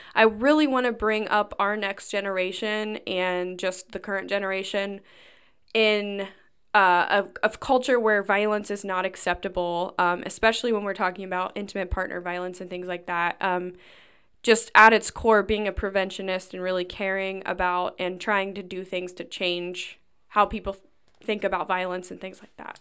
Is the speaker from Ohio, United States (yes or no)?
yes; Lebanon, Ohio, United States; I'm actually from Lebanon and, uh, went to school around here.